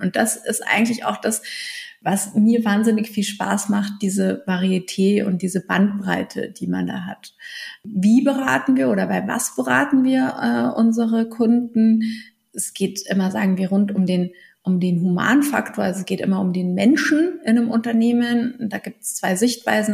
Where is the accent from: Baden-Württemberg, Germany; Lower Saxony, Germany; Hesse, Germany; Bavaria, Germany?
Bavaria, Germany; Munich; ich bin aufgewachsen im Münchner Süden in Alperlach